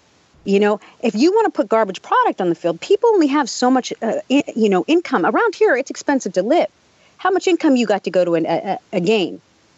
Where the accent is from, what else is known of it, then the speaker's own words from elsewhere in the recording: Pittsburgh, Pennsylvania, United States; When, you know, I grew up in Pittsburgh. On a Sunday when the Steelers are playing, you don't drive down the streets and every grocery store and everything's, you know, full.